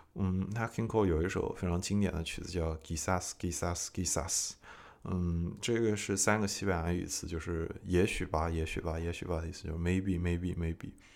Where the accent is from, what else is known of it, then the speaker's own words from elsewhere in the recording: China; moved away as an adult; also born or lived in Nashville, United States; now in United States; 我对中国人来说太美国了，对美国人来说太中国了